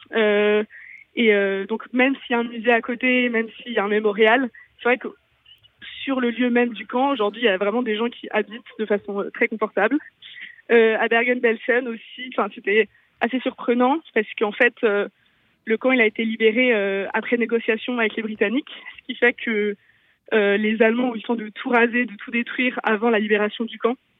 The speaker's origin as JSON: {"language": "French", "town": "Lille", "region": "Hauts-de-France", "country": "France", "said": "C'est des lieux devant lesquels on passe pratiquement quotidiennement quand on est lillois"}